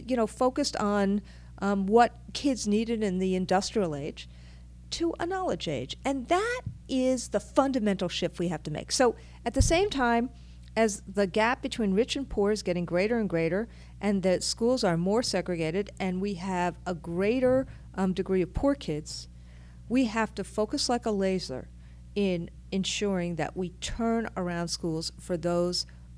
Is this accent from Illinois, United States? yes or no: no; New York City, New York, United States; I am a New Yorker